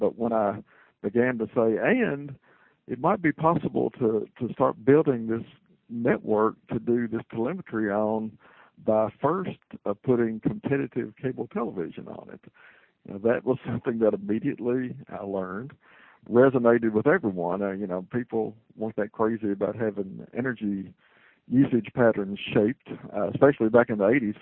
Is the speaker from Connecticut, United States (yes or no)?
no; Glasgow, Kentucky, United States; I came back to my hometown. Glasgow was my hometown.